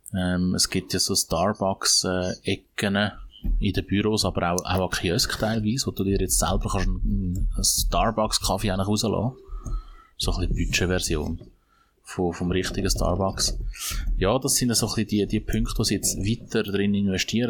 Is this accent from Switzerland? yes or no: yes; Switzerland; bei uns in der Schweiz